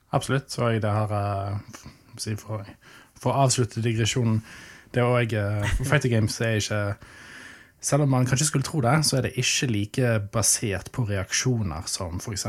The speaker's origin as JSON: {"language": "Norwegian", "town": "Arna", "region": "Vestland", "country": "Norway", "tie": "born or raised there", "said": "Jeg vokste opp i Arna"}